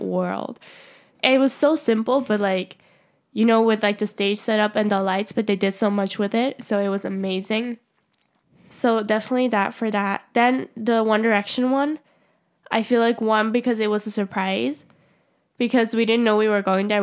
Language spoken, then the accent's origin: English; Switzerland; I would have to go to Zurich from my hometown, which is, like, a two-hour train ride